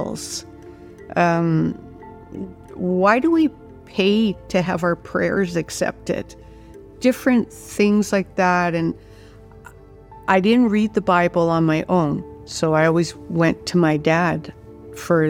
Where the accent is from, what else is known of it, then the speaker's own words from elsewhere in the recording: Saskatchewan, Canada; I was raised in Saskatchewan. My dad was a grain farmer